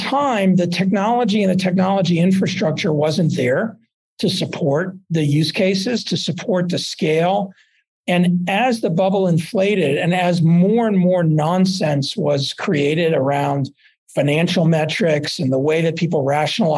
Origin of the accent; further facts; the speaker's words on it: Dallas, Texas, United States; also born or lived in Boulder; now in Aspen, United States; I grew up in Dallas.